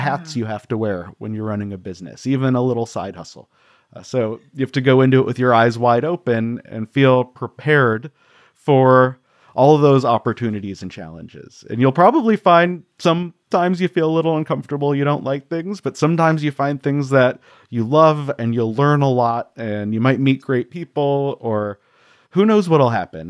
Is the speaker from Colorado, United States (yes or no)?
yes; Colorado, United States; I grew up in Colorado, so skiing was part of what we wanted